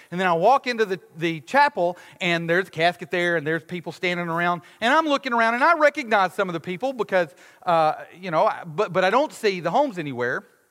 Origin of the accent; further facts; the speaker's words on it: United States; we as American Westerners